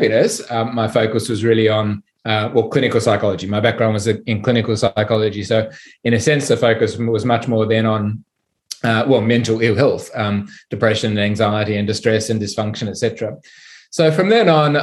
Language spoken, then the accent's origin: English; Sydney, New South Wales, Australia; I'm from Sydney